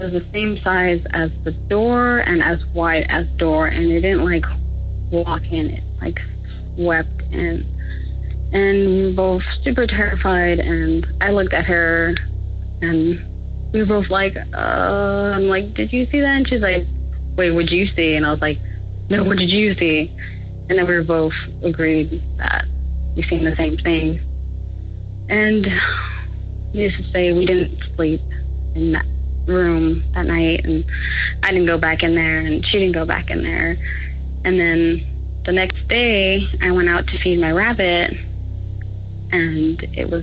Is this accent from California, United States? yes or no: yes; Azusa, California, United States; I'm from Los Angeles, California, San Gabriel Valley, Azusa to be specific